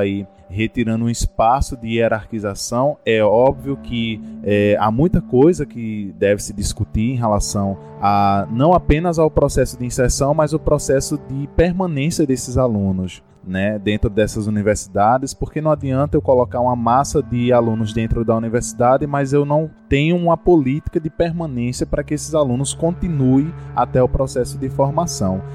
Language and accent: Portuguese; interior of Bahia, Brazil; eu como aluno do interior da Bahia